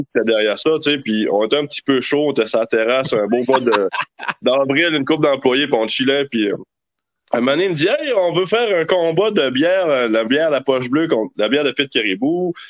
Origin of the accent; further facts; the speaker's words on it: Gaspésie, Quebec, Canada; je suis gaspésien